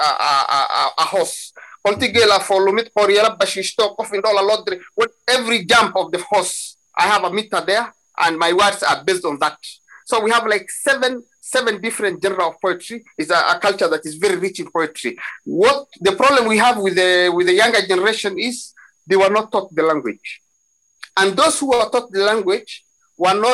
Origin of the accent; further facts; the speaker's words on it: Somalia; Somalis, or we come from the Cushitic speaking people in East Africa